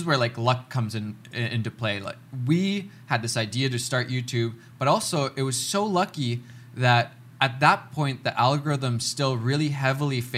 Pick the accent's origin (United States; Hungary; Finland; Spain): Finland; now in Canada; I'm a kid from Finland